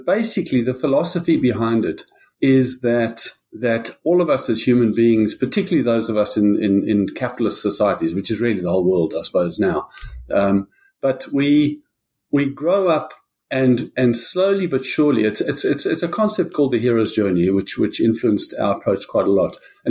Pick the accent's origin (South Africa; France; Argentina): South Africa; I grew up in South Africa.